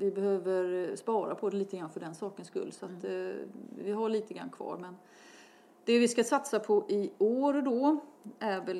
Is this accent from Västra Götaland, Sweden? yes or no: yes; Gothenburg, Västra Götaland, Sweden; Jag var göteborgare